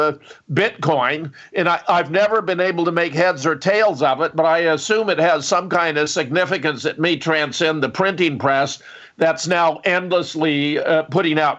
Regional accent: Pasadena, California, United States; I was born in California. I was born in Pasadena. I grew up in Southern California

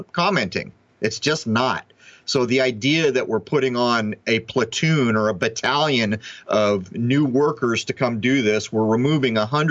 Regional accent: United States; I grew up in the United States of America

